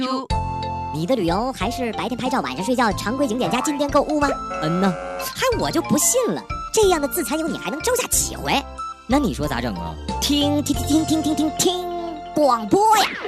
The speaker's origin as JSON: {"language": "Chinese", "country": "China", "said": "我们中国人"}